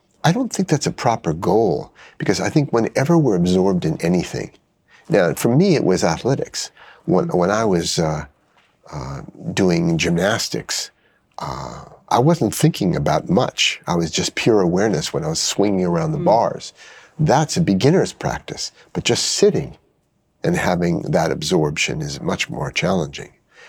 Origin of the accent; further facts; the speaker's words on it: United States; an American who's an expert in mindfulness